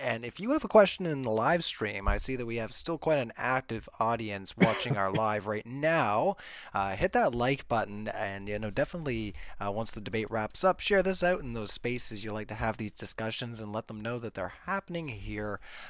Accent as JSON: {"language": "English", "country": "Canada", "said": "I'm hyper polite. I'm Canadian."}